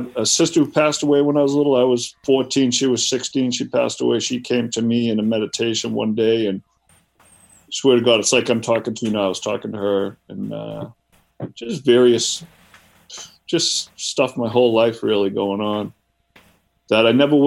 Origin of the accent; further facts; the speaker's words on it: Boston, Massachusetts, United States; I'm from the Boston area originally